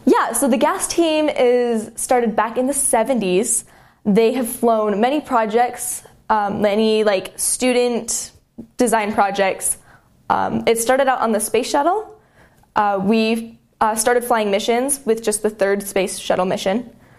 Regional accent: Murray, Utah, United States; I'm from Murray, Utah. So just south of Salt Lake

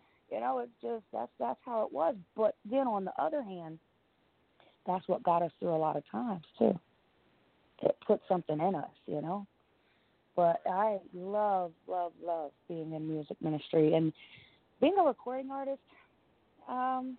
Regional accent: New Jersey, United States; I am from New Jersey

